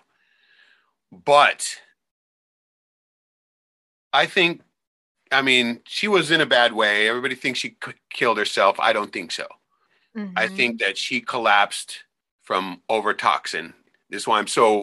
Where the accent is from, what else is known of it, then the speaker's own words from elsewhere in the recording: Anchorage, Alaska, United States; the house I grew up in Anchorage